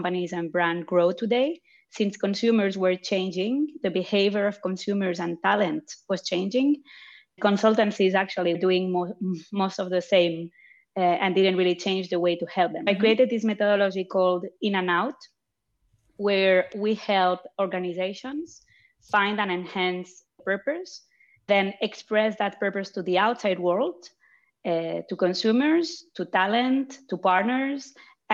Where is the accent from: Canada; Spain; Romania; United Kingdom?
Spain; Barcelona, Catalonia; also born or lived in France; now in Zurich, Switzerland; I was born in France, but grew up in Barcelona and living in Zurich right now